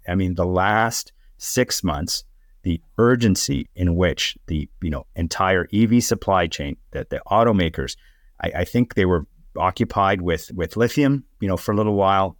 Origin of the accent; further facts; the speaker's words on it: Canada; as a Canadian